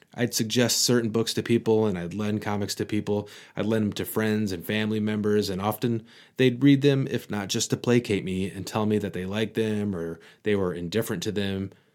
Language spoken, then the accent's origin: English; Michigan, United States; accent: Michigan; my Michigan accent